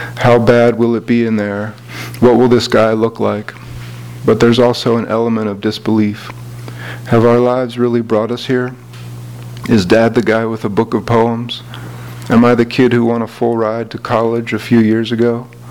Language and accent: English; Philadelphia, Pennsylvania, United States; I'm from Philadelphia.